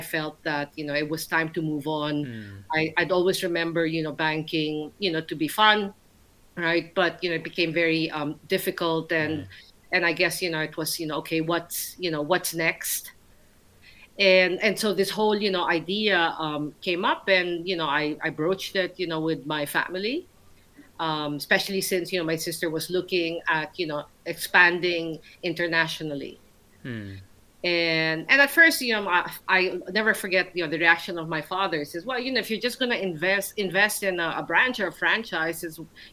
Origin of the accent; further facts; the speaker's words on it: Philippines; moved away as an adult; also born or lived in Manila / New York / Milan; now in London, United Kingdom; growing up in the Philippines